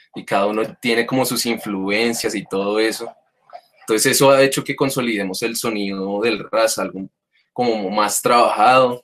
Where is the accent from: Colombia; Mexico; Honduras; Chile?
Colombia; Bogotá; Mike y yo somos de Osa